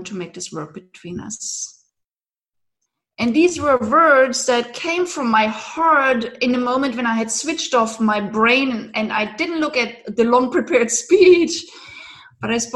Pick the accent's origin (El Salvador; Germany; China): Germany; eastern Germany; moved away; I grew up in Eastern Germany